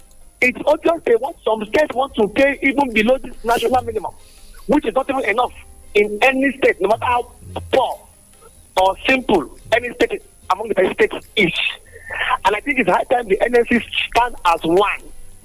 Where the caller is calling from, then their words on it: Abeokuta, Ogun State, Nigeria; from Abikuta.